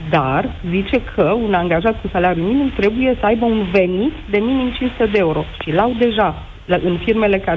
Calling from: Oradea, Bihor County, Romania; Sunt din Oradea și sunt directorul unei fabrici de confecții.

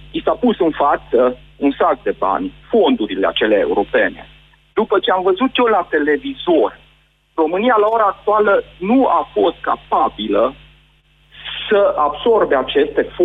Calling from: Sweden; sunt din Suedia, da.

